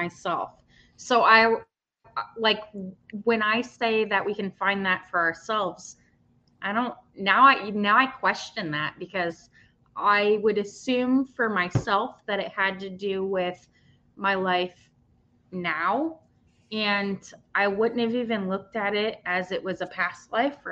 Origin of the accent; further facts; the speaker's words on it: United States; I'm from the United States